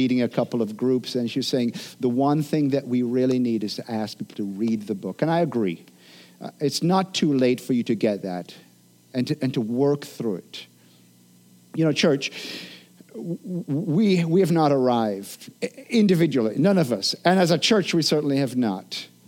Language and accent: English; Jamaica; I'm a Jamaican